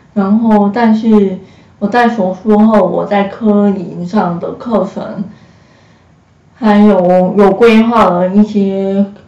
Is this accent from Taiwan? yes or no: yes; Hsinchu, Taiwan; 今年二十三岁，我是新竹人，然后大学是读柔情设计系，然后树德科技大学